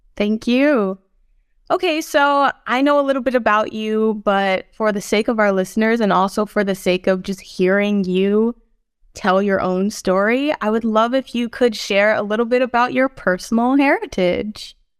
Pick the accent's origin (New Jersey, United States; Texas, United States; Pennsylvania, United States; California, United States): Pennsylvania, United States; Philadelphia; I was born on Lenape, Hokien, in Philadelphia